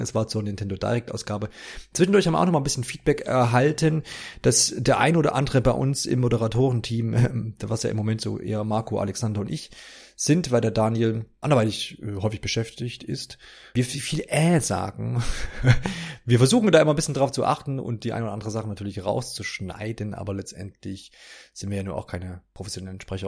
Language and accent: German; East Germany, Germany; bin ja aus dem Osten